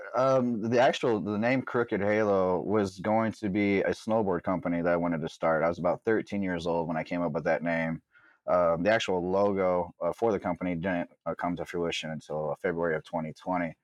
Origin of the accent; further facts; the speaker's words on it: Mishawaka, Indiana, United States; also born or lived in South Bend, Indiana; I lived right outside of South Bend. I was born in Mishawaka, just a couple minutes outside of South Bend